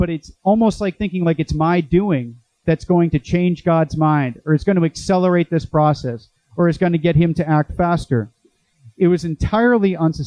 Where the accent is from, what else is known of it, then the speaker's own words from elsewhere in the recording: Boston, Massachusetts, United States; also born or lived in Chicago; now in Santiago Retreat Center, Orange County, United States; I'm from Boston